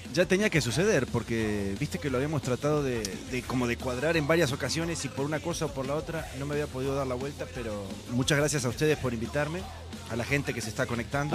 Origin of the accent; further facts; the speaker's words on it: Santa Fe, Argentina; Yo soy de Santa Fe provincia de Santa Fe.